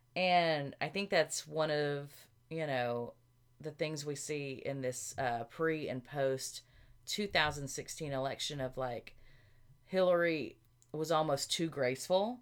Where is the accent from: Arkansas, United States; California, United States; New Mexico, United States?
Arkansas, United States; moved away; we're both from Arkansas